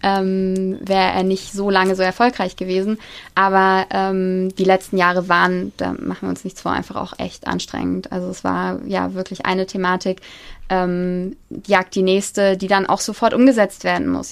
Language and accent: German; Kassel, Hesse, Germany; moved away as an adult; also born or lived in Maastricht / London; wir kommen beide aus Kassel